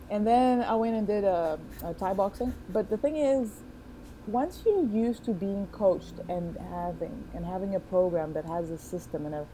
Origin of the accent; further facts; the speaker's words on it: Angola; born there; also born or lived in Netherlands; I was born in Angola, in Southwest Africa. I like to call myself a citizen of the world because I have lived in many, many places, including the United States.